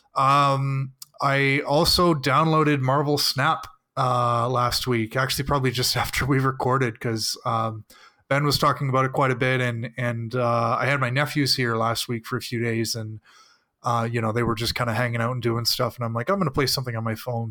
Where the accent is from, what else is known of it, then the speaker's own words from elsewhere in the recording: Canada; I am Canadian